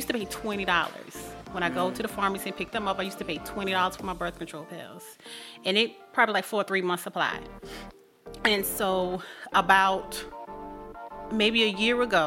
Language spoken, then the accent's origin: English; South Carolina, United States; moved away; I'm from South Carolina. So that's where I originally started from